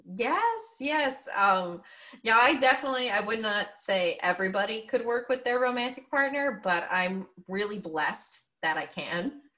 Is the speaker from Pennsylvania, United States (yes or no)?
yes; Pennsylvania, United States; also born or lived in New York area; now in New York, United States; I grew up in Pennsylvania. I live in New York area now